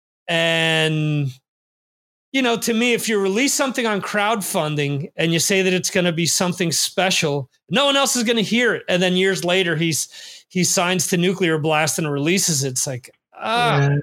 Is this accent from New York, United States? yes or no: yes; New York metro area, United States; I grew up in the New York metro area